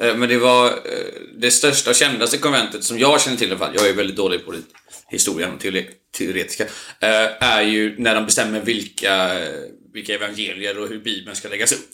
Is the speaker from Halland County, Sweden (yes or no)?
yes; Onsala, Halland County, Sweden; När jag växte upp på Onsala